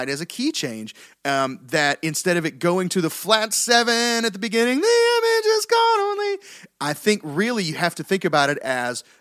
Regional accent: the South, United States; We're from the South.

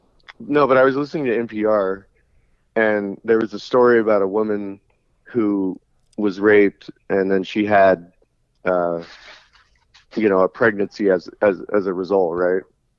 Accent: Central Valley, California, United States; also born or lived in Orange County, California; I grew up in the Central Valley, and it's kind of red there.

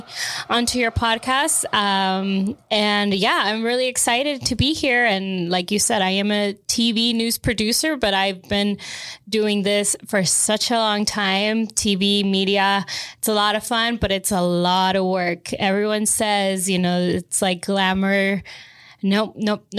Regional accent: Austin, Texas, United States; I was born here in Austin, Texas.

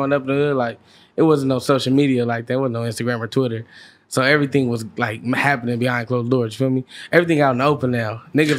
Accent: Inglewood, California, United States; I'm from Northside Inglewood.

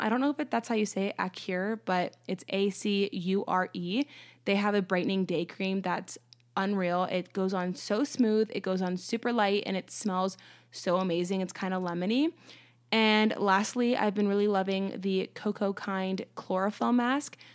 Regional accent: United States

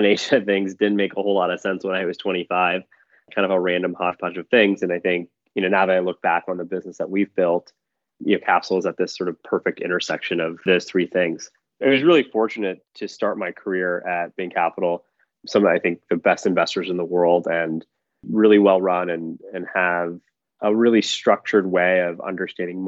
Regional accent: Michigan, United States; moved away as an adult; also born or lived in Philadelphia / New York / London; I grew up in Michigan

